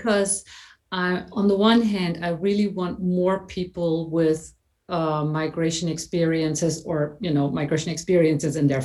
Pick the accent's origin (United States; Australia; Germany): Germany; I was born in Germany